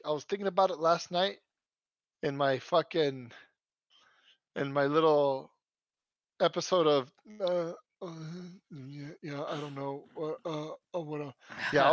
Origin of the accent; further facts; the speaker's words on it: United States; first language Spanish; English is a second language; Born here in the good old USA